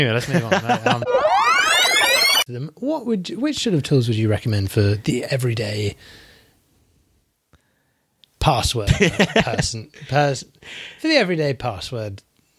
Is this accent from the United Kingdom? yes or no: yes; England, United Kingdom; now in Australia; I mean, I'm bad enough and I'm English.